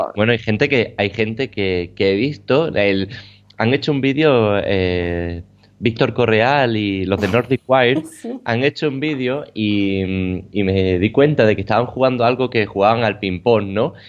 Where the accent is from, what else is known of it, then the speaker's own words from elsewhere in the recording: Badajoz, Extremadura, Spain; moved away; mi ciudad natal, ¿no? a Badajoz